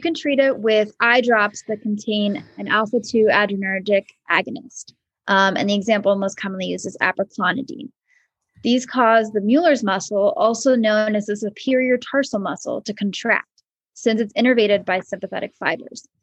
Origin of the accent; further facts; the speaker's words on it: Maryland, United States; moved away as an adult; also born or lived in Vermont / Philadelphia, Pennsylvania; now in Danville, United States; I grew up in Maryland